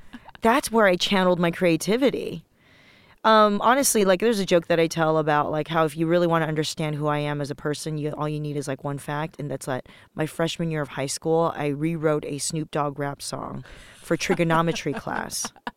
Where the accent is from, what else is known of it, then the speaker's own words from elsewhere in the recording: Los Angeles, California, United States; also born or lived in Taiwan; I was born in Taiwan, moved to Los Angeles when I was little